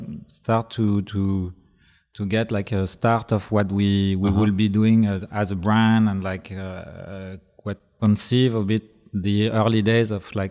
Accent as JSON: {"language": "English", "town": "Paris", "region": "Île-de-France", "country": "France", "second_language": "English", "said": "And we were like thinking that they do love Paris so much in Japan, and we are from Paris"}